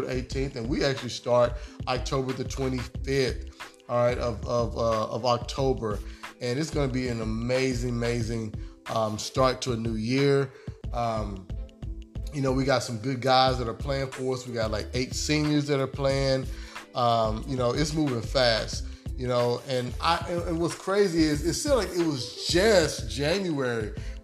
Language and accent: English; Kansas City, United States; I'm a Chiefs fan, my hometown. That's where I'm from